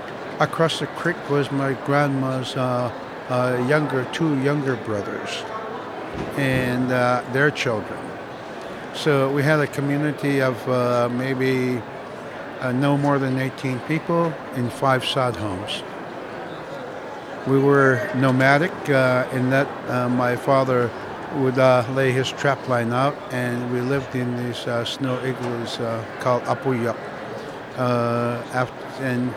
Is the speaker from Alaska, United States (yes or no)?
yes; Barrow, Alaska, United States; first language Inupiaq; English is a second language; also born or lived in Iviksuk, Alaska; now in Fairbanks, United States; when we moved from Iviksuk to Barrow in 54, it was the first time we saw wood frame houses, windows, electricity